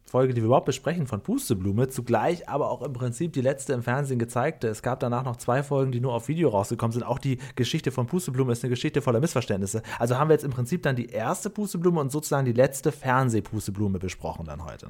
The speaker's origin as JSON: {"language": "German", "area": "Cuxhaven area", "region": "Lower Saxony", "country": "Germany", "said": "ich komme ja vom Dorf aus dem Cuxhavener Land"}